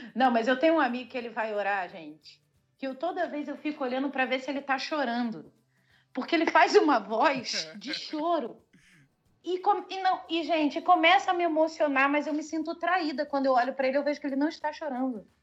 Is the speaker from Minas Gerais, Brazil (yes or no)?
no; Rio de Janeiro, Brazil; accent: carioca; eu nem tenho sotaque de carioca muito puxado